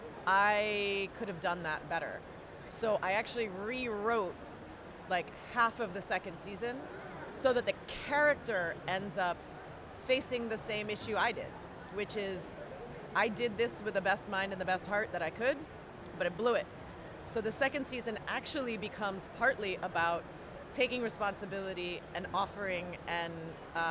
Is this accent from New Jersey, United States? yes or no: no; Hawaii, United States; moved away; I grew up in Hawaii